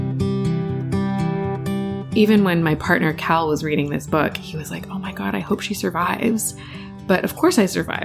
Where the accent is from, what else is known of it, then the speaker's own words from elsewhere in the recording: Richmond Hill, Ontario, Canada; I grew up in Richmond Hill to British parents, and I'm an only child